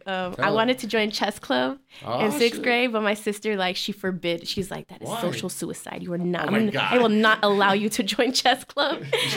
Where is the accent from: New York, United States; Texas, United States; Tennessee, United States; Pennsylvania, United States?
Texas, United States; El Paso; I grew up on the street named on Truman, like by Travis Elementary School, and then I moved to Idalia Street.